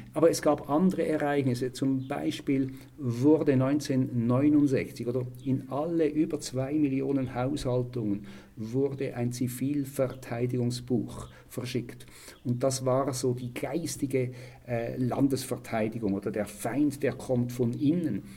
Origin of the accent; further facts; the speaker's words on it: Switzerland; bei uns in der Schweiz